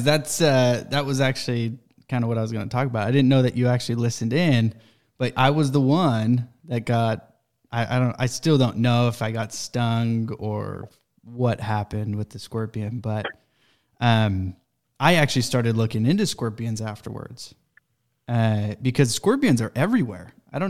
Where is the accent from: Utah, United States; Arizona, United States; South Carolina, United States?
Utah, United States; I grew up in Utah. It snows. It gets really cold in Utah, and there's scorpions in Utah.